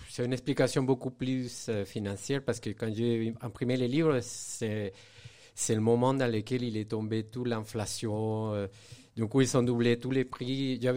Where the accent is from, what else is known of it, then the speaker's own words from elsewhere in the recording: Venezuela; now in Saint-Étienne, France; je suis né dans un pays où je n'ai pas trop vécu, mais en fait, j'ai grandi au Venezuela.